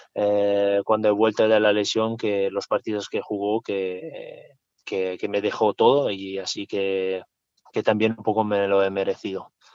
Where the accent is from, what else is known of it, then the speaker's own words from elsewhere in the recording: Italy; Spanish is a second language; also born or lived in Switzerland; now in Zaragoza, Spain; como italiano